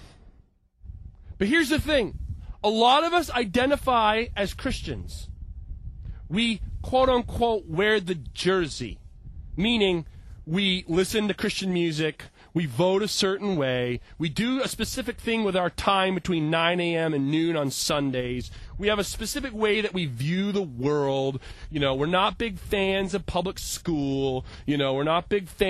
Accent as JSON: {"language": "English", "country": "United States", "said": "I'm from America"}